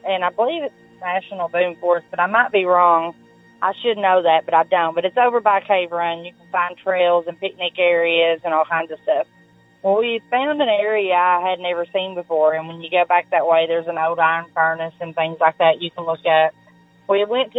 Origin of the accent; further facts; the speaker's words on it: Grayson, Kentucky, United States; I am from Eastern Kentucky, a small town called Grayson, Kentucky